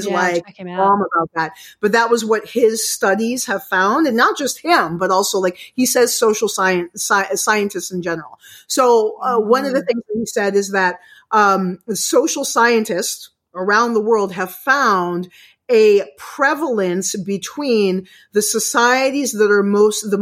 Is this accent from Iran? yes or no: no; United States; now in Canada; I live in Canada, but I'm American